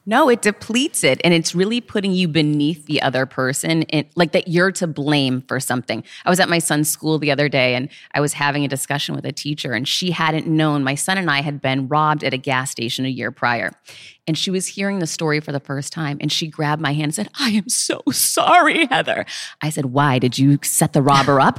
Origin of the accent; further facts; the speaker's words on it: Worcester, Massachusetts, United States; I grew up poor in Worcester, Mass